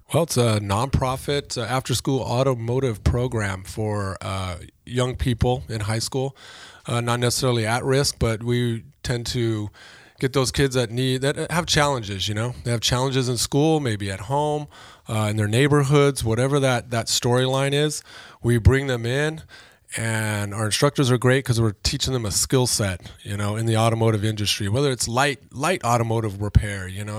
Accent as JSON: {"language": "English", "town": "Oxnard", "region": "California", "country": "United States", "tie": "born or raised there", "said": "I grew up in Oxnard"}